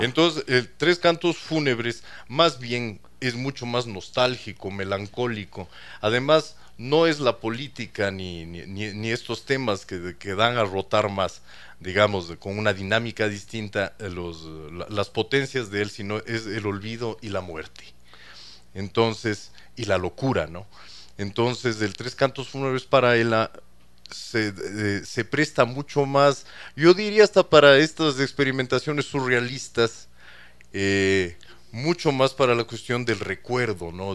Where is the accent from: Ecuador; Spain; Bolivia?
Ecuador; yo soy ecuatoriano, hijo de chileno